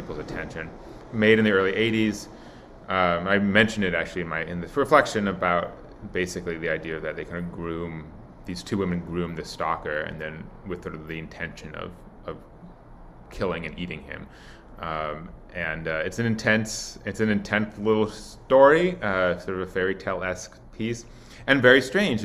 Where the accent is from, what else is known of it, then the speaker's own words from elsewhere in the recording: Milwaukee, Wisconsin, United States; grew up in Milwaukee